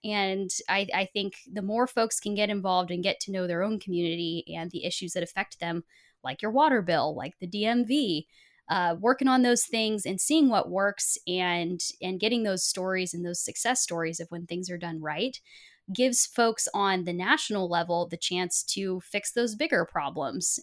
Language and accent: English; Portland, Oregon, United States; I was born in Portland, Oregon